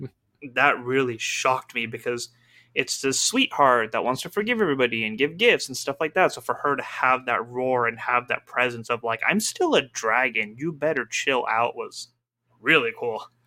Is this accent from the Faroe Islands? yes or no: no; Pakistan; my culture as a Muslim, as a Pakistani